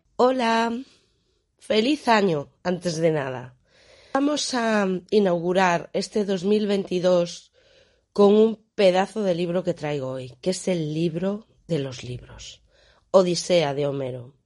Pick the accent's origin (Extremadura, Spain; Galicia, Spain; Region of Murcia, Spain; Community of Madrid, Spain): Galicia, Spain; para aquí, para mi tierra, a un poeta que tenemos aquí, a Manuel Antonio